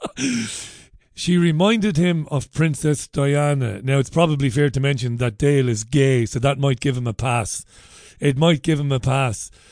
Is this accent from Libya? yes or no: no; Singapore; I'm Singaporean.